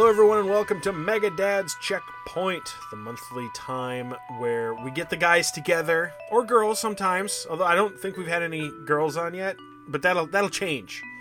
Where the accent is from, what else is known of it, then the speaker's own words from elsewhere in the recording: Minnesota, United States; as a Minnesotan